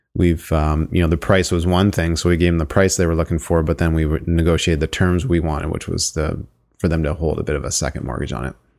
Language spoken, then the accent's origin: English; Sarnia, Ontario, Canada; born and raised in Sarnia, Ontario